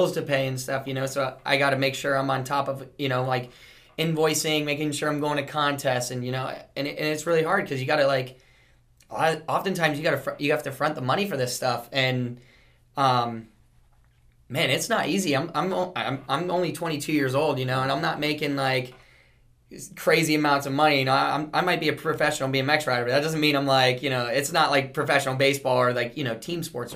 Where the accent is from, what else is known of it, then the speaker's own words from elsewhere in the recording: South Florida, United States; growing up in South Florida